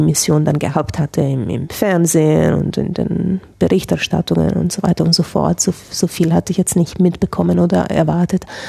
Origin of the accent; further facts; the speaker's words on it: Italy; ich bin ja Italienerin